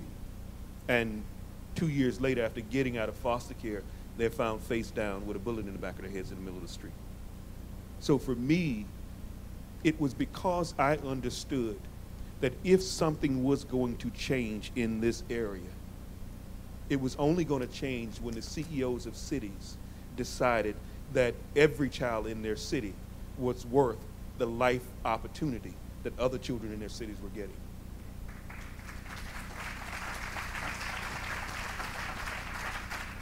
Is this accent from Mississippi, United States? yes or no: yes; Mississippi, United States; I was born and raised in Mississippi.